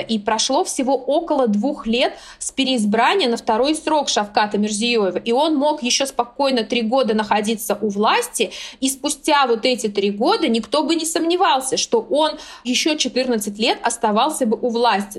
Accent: Surxondaryo Region, Uzbekistan; с девяностых годов я родилась в Сурхандаринской, самой жаркой области

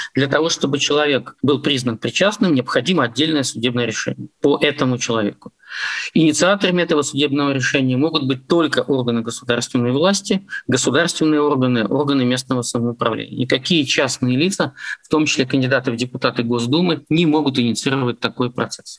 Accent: Pskov Oblast, Russia; как для политика, который всю жизнь работает в Псковской области и занимается публичной политикой у себя на родине с конца 80-х годов

